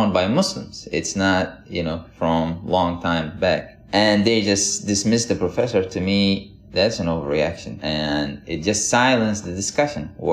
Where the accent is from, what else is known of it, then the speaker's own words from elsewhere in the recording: Yemen; moved away as an adult; also born or lived in Miami, United States / Minnesota, United States; now in United States; I grew up in Yemen in a very religious family, like most families in Yemen are